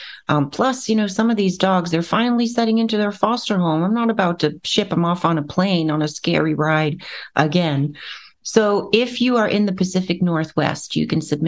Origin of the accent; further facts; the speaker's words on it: Netherlands; also born or lived in West Africa; now in Bellevue, United States; So I'm originally from the Netherlands, right? Born and raised.